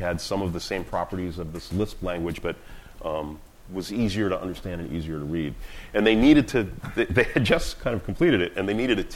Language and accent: English; Boston, Massachusetts, United States; I was born and raised in Boston